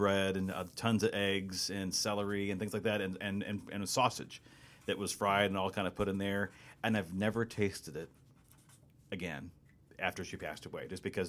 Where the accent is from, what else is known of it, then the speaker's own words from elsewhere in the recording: Belleville, Illinois, United States; That's my hometown.